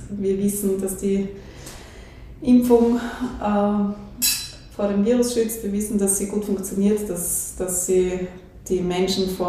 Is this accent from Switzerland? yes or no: no; Hartberg, Styria, Austria; Ähm, also ich bin schon in Hartberg aufgewachsen. Mein Vater hat die Praxis vor mir geführt.